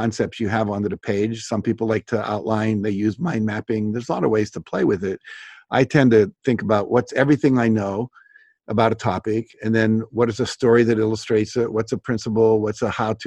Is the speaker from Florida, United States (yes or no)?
no; West Virginia, United States; I grew up in West Virginia